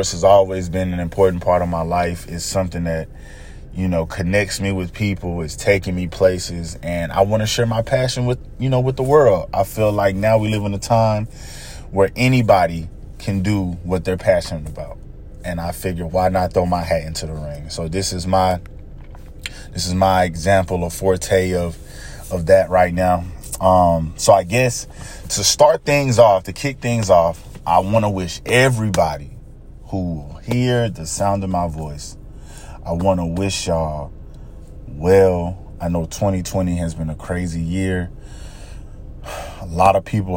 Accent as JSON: {"language": "English", "town": "Columbia", "region": "Mississippi", "country": "United States", "also_born_or_lived": "Los Angeles, California", "moved": "yes", "said": "I'm from Columbia, Mississippi, by way of Los Angeles, California"}